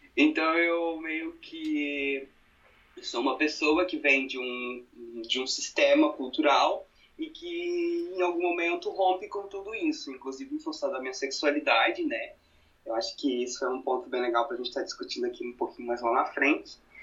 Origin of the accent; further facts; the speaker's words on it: Brusque, Santa Catarina, Brazil; moved away as an adult; now in Blumenau, Brazil; Sou natural de Brusque, sou um brusquense, mas atualmente moro em Blumenau já fazem praticamente é, seis anos